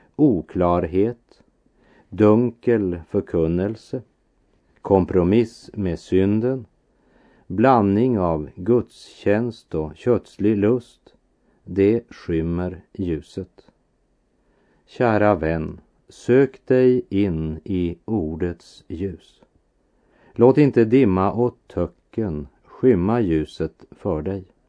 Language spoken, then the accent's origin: Swedish; Västerbotten County, Sweden; min barndom i Västerbotten